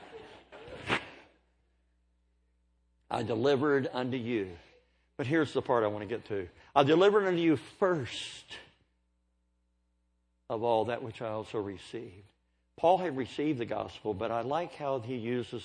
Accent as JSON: {"language": "English", "country": "United States", "also_born_or_lived": "Oklahoma / Kentucky", "said": "I'm from Kentucky and Oklahoma. I say it like this."}